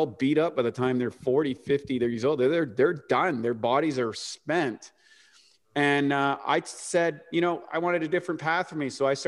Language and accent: English; New Brunswick, Canada; I grew up in the rural part of New Brunswick, Canada, which is up by Maine, which was and kind of played hockey and everything.